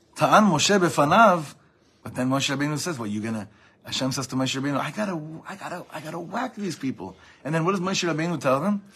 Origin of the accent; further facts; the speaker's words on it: United States; we grew up in America